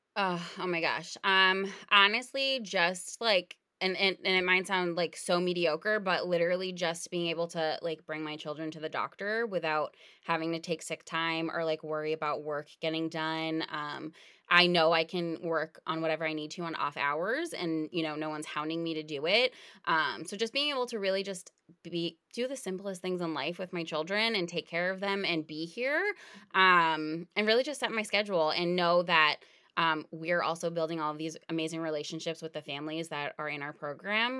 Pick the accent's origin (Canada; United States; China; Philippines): United States; New England; we grew up in New England